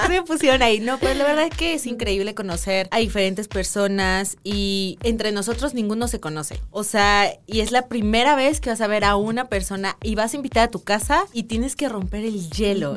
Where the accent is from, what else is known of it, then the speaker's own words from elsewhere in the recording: Mexico City, Mexico; nací en Ciudad de México